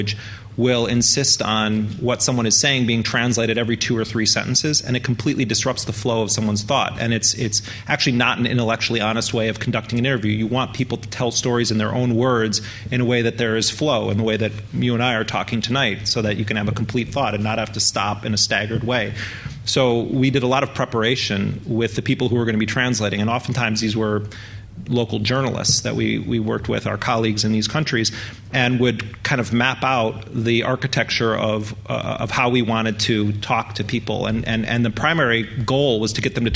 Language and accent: English; United States; as an American